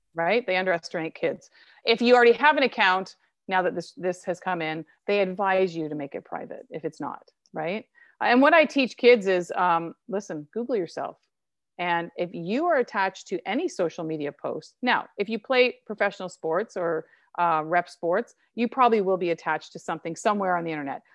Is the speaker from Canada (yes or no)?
yes; Canada; I'm Canadian and I was born here.